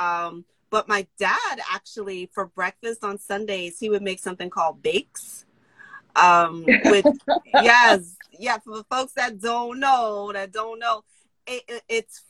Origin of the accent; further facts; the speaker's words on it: New York City, New York, United States; I was born in New York City